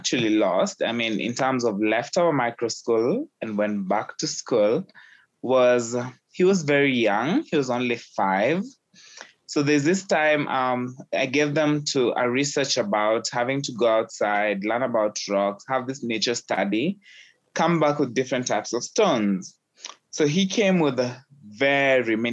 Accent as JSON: {"language": "English", "country": "Kenya", "tie": "born or raised there", "said": "having been born and raised in Kenya"}